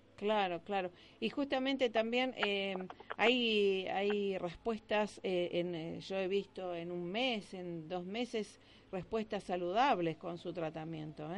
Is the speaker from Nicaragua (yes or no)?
no; Argentina; como argentinos